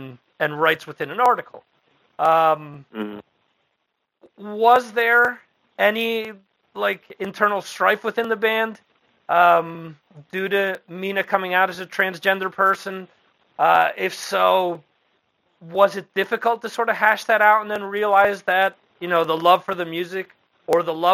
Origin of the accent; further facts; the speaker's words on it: Dover, New Jersey, United States; I mentioned that I was from originally from Morris County. The town where I grew up in is where Joe Kubert actually started his school back in the 80s mm-hmm. in a town called Dover